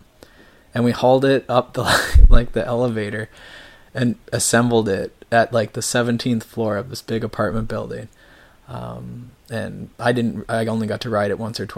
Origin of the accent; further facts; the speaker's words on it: Canada; I grew up in Canada, so winters, like, we have 6 months of the year that basically are ruined for skateboarding